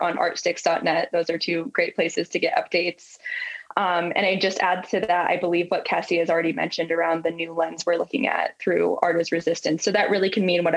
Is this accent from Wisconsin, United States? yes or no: no; Colorado, United States; I am from Colorado, live in Colorado, and was made to sing songs about Columbines when I was in the fifth grade.